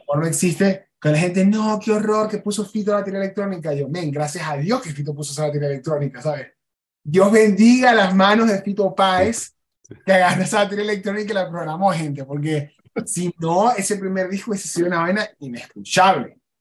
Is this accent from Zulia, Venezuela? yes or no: yes; Maracaibo, Zulia, Venezuela; now in Mexico; Maracaibo, yo me fui muy molesto del país